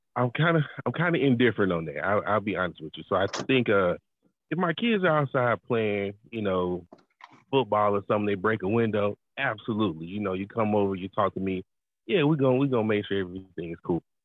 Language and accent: English; Atlanta, Georgia, United States; I'm from Atlanta, so being in a big city